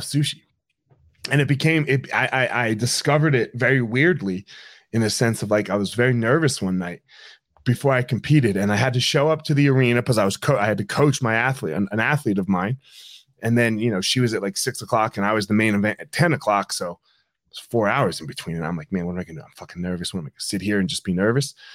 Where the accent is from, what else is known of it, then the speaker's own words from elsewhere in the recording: New Jersey, United States; I grew up in South Jersey.